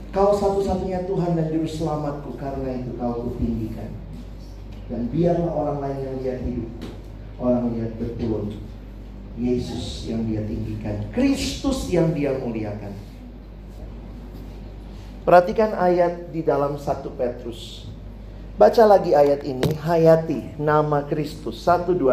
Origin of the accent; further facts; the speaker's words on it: Makassar, South Sulawesi, Indonesia; also born or lived in Jakarta; Sorry, saya dari Indonesia Timur. Saya Papa Ambon, Mama Manado, lahir besar Makassar. Kuliah di Jakarta, Indonesia banget gua.